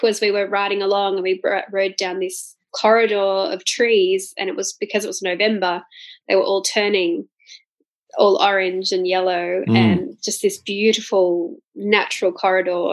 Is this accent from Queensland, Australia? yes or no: yes; Gold Coast, Queensland, Australia; my hometown, Gold Coast.